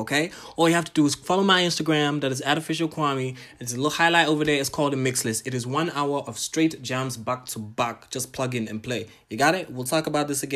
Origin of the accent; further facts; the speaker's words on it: Botswana; I'm Ghanaian, Tanzanian, but I was born and raised in Botswana.